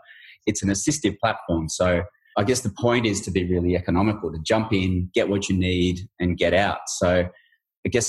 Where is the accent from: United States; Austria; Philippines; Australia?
Australia; we're Australian